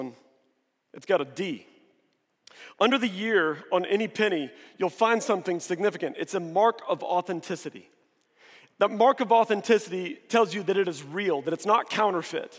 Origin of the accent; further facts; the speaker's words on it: Springfield, Missouri, United States; now in Dallas, United States; I grew up in Springfield, Missouri